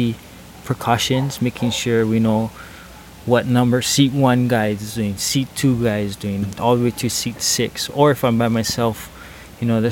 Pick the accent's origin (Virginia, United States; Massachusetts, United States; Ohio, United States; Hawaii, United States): Hawaii, United States; I'm from Hawaii